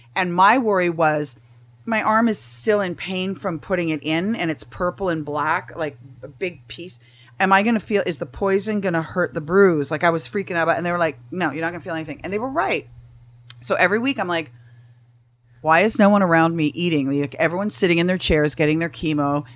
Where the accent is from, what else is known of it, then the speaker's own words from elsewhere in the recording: Canada; moved away as an adult; also born or lived in Huntington Beach; now in Tarzana, United States; I'm from Canada. I, I froze my ass off for 23 years